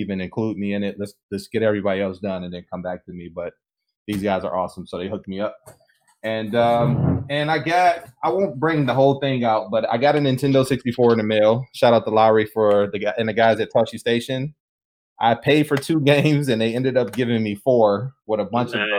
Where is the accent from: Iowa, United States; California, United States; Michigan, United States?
Michigan, United States; Detroit; I'm from Detroit, so we got to rock the Piston colors here